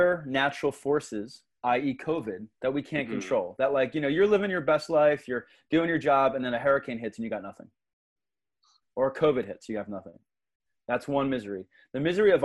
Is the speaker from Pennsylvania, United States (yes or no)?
yes; Philadelphia, Pennsylvania, United States; was growing up in the Philadelphia area, so I'm a Philly kid from South Philly